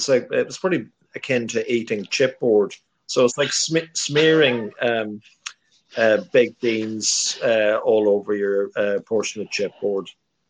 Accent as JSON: {"language": "English", "town": "Monaghan", "region": "Ulster", "country": "Ireland", "tie": "born or raised there", "said": "my hometown town of Monaghan"}